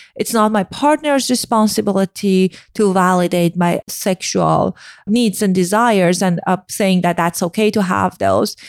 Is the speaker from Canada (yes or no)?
no; Iran; moved away; I grew up in Iran